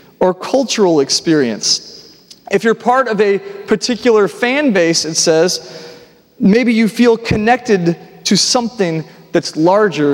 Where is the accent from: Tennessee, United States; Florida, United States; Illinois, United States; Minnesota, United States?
Tennessee, United States; Nashville; I grew up here in Nashville